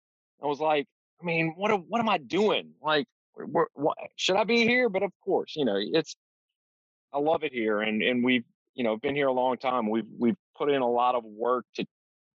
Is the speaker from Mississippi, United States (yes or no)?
yes; Mississippi Gulf Coast, United States; now in Baton Rouge, United States; I grew up swimming on the Mississippi Gulf Coast, so I always knew that community.